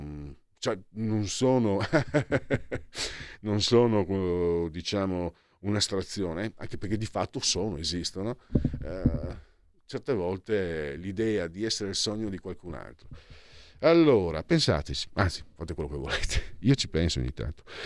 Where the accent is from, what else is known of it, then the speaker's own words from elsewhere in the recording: Friuli-Venezia Giulia, Italy; io vengo dal Friuli